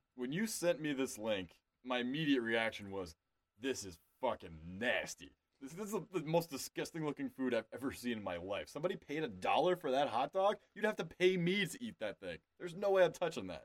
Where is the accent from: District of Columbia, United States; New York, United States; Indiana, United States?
New York, United States; my home state of New York